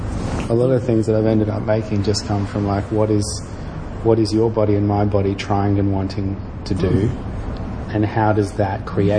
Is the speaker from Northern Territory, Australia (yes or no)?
yes; Darwin, Northern Territory, Australia; how you learn to deal with shit at growing up in Darwin as well